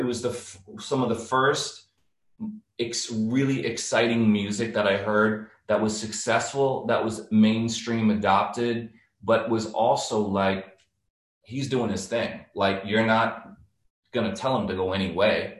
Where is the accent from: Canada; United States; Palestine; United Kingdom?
United States; New York City, New York; moved away as an adult; also born or lived in Miami / Nashville / Los Angeles; I grew up in New York